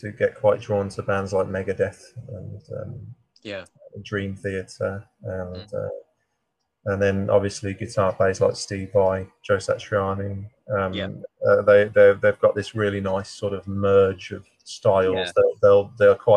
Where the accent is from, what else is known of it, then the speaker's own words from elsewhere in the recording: Birmingham, West Midlands, United Kingdom; now in Dorset, United Kingdom; I'm from Birmingham